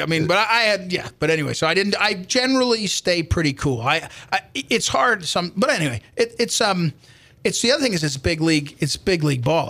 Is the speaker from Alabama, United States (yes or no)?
no; White House Station, New Jersey, United States; moved away as an adult; now in St. Louis, United States; I grew up in New Jersey